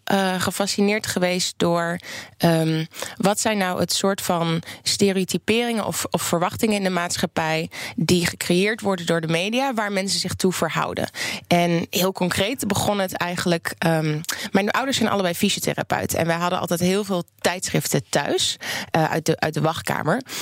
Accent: Oldenzaal, Overijssel, Netherlands; ik kom zelf uit Oldenzaal, uit Twente

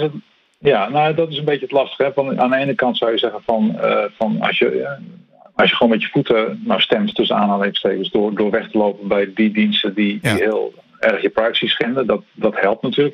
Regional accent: Netherlands; wij als Nederlanders

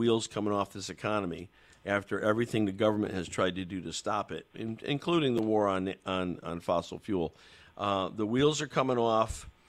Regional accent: Connecticut, United States; accent: Connecticut; So they won't make fun of my Connecticut accent?

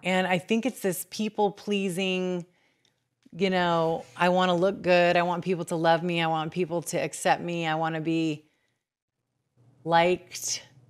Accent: Bakersfield, California, United States

